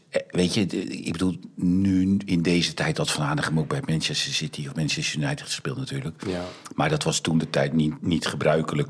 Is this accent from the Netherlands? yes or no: yes; Netherlands; wij zijn Nederlanders